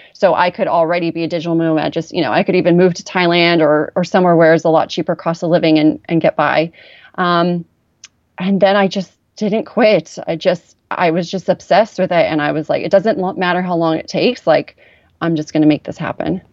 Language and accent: English; Orange County, California, United States; I grew up in Orange County, but I personally felt poor